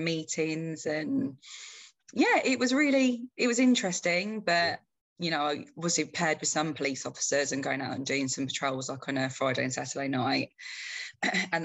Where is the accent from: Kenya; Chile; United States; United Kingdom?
United Kingdom; Croydon, London; also born or lived in Toronto, Canada; So we came here and I grew up in Croydon, South London.